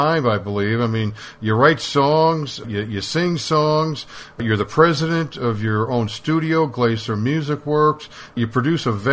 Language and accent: English; Chicago, Illinois, United States; also born or lived in New York City; now in Texas, United States; I was born and raised in Chicago